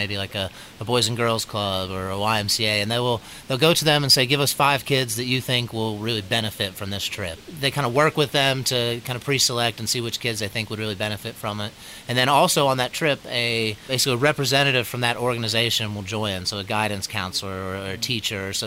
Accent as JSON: {"language": "English", "town": "Waynesville", "region": "North Carolina", "country": "United States", "tie": "born or raised there", "said": "I grew up in Waynesville, North Carolina, near Asheville"}